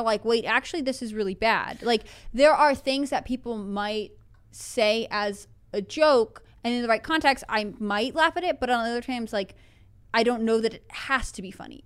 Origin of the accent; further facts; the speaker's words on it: Northeast, United States; moved away; I grew up in the Northeast. Like, I grew up in driving distance of New York City